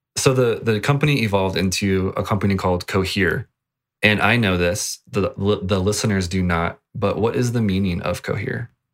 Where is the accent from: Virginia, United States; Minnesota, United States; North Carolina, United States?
Virginia, United States; moved away; I come from Virginia and Sheets was the thing, uh, when I lived back there